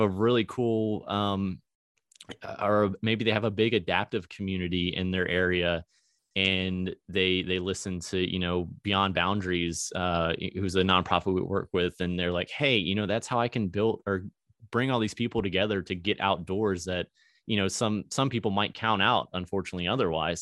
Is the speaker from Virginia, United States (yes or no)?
yes; Virginia, United States; moved away as an adult; now in Springfield, Missouri, United States; I was from Virginia